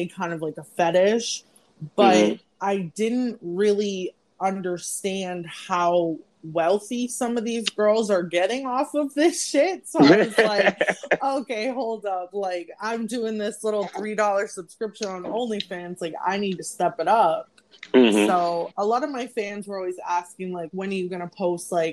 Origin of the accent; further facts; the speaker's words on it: Fort Lauderdale, Florida, United States; moved away as an adult; now in Brooklyn, United States; I'm originally from Fort Lauderdale, Florida, but I'm currently residing in Brooklyn, New York